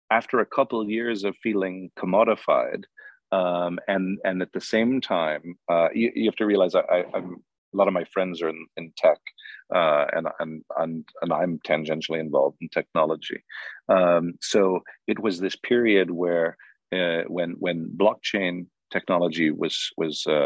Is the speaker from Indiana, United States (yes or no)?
no; Hollywood, California, United States; But I was in Hollywood, and the autochthonous, the native species, are famous, you know, celebrities